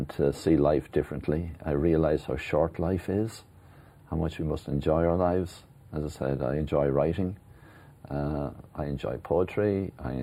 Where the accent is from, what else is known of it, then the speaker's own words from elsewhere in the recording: Ireland; I'm very proud of being Irish